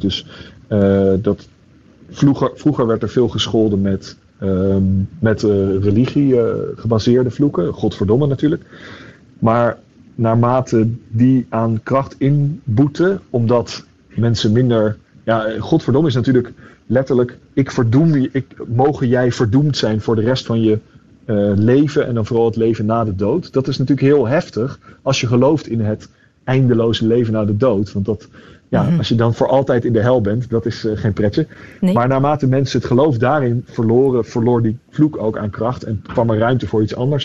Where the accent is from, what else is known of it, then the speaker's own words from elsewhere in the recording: The Hague, South Holland, Netherlands; moved away as an adult; ik ben opgegroeid in Den Haag